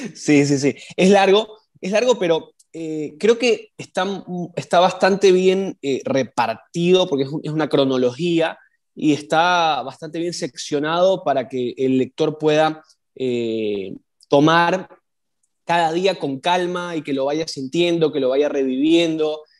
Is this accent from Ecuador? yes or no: yes; Ecuador